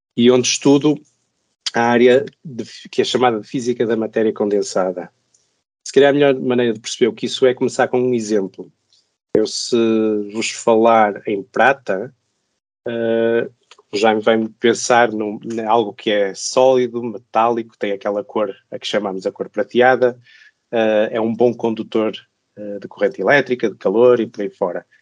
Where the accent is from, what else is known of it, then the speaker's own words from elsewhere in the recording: Braga, Norte, Portugal; moved away as an adult; also born or lived in Zurich, Switzerland; now in Lisbon, Portugal; sou português, nasci no norte do país, em Braga. Eh, onde cresci, onde estudei, onde fiz o meu doutoramento